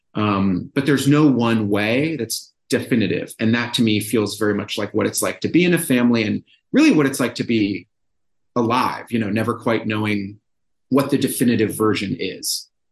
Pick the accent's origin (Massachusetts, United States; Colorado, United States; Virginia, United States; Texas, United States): Massachusetts, United States; Brookline; moved away; my hometown of Brookline, Massachusetts.